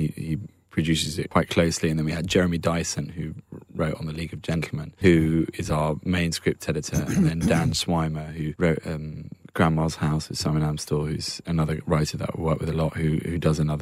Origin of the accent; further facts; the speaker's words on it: Marlborough, South West England, United Kingdom; I can do quite good West Country, I think, because I grew up in Marlborough.